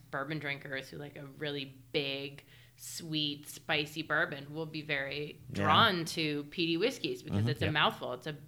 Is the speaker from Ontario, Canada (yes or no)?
yes; Toronto, Ontario, Canada; I'm from Toronto.